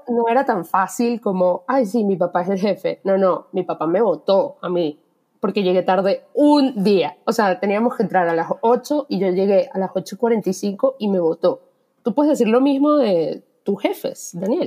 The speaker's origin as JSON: {"language": "Spanish", "country": "Venezuela", "moved": "yes", "said": "primer trabajo informal viniendo de Venezuela"}